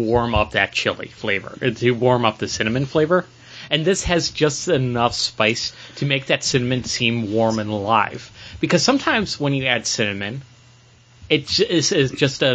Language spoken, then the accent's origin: English; Buffalo, New York, United States; I'm from Buffalo